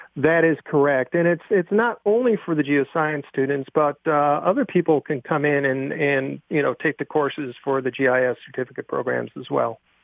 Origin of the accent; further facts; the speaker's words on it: Buffalo, New York, United States; I grew up in Buffalo, New York